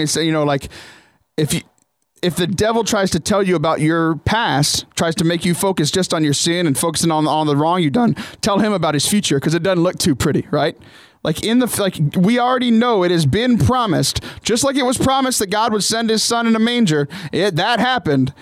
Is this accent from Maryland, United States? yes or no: no; Southern Texas, United States; also born or lived in Ohio; I grew up in Southern Texas